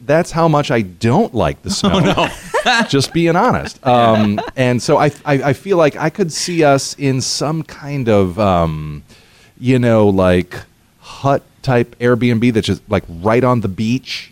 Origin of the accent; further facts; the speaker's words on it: northern Pennsylvania, United States; also born or lived in Missouri; the first Christmas we spent in Pennsylvania when I was 10 years old. We moved from Missouri to Pennsylvania, uh, the northern part of the state.